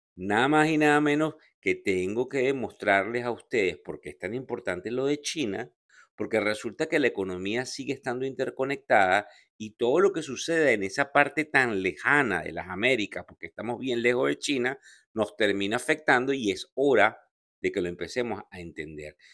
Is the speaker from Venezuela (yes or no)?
yes; Venezuela; como venezolano